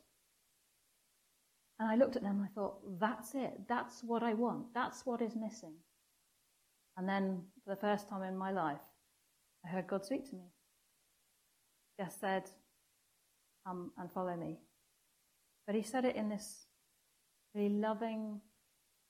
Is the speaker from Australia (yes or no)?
no; North Wales, United Kingdom; now in Wimbledon, United Kingdom; I was brought up in North Wales, so it was a Welsh chapel.